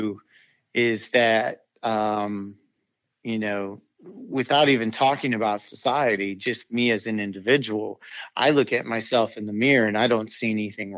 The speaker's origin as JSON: {"language": "English", "town": "South Bend", "region": "Indiana", "country": "United States", "tie": "born or raised there", "said": "I'm from South Bend, Indiana."}